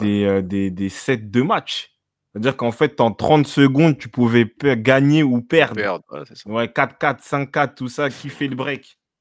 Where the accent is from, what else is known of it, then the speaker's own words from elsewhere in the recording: France; je suis né en France